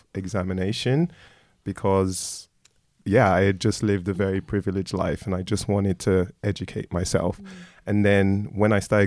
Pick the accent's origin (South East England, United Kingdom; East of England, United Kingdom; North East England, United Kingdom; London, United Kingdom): London, United Kingdom; also born or lived in Nigeria / Croydon; I grew up in Streatham, which is very multicultural.